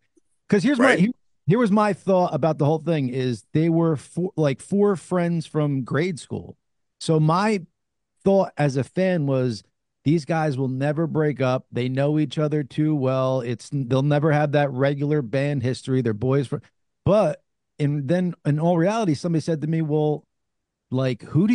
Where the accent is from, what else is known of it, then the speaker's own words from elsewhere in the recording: New Jersey, United States; accent: Jersey; my Jersey accent